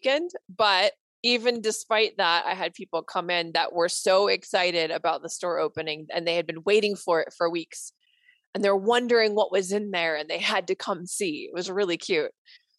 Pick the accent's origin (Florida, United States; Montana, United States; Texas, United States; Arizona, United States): Arizona, United States; Williams; my hometown of Williams, Arizona.